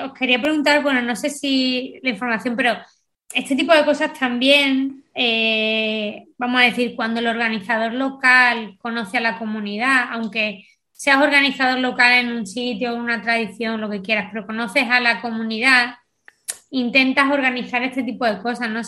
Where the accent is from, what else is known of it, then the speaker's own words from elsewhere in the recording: Spain; a mí me preguntaron, ¿de dónde eres? Y dije, de España. Digo, ¿de qué parte de España? Digo, pegadito a África.